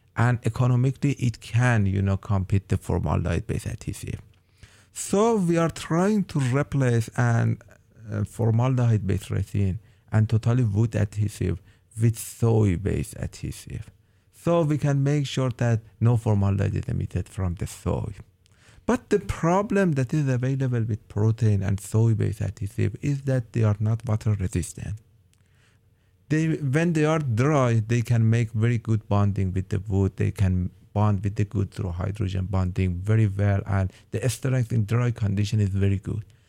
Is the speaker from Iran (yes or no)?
yes; Iran; moved away as an adult; now in Oregon, United States; I am from Iran and I have an undergrad and master degree in polymer engineering